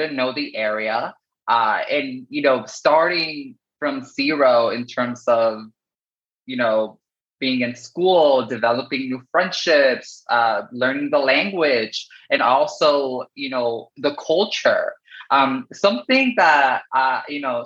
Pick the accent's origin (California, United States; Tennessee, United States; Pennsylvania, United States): California, United States; Paramount; English is a second language; also born or lived in Sonora, Mexico; I grew up in Southern California in this city called Paramount, which is right next to Long Beach and Lakewood and Cerritos